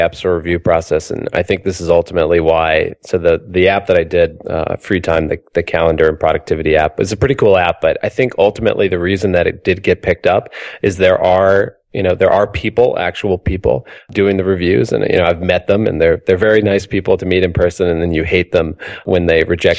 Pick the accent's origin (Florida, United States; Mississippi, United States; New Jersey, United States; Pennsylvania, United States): Mississippi, United States; now in Boston, United States; I'm originally from Mississippi, and I can tell you that it is way past due for it to be warm here in Boston.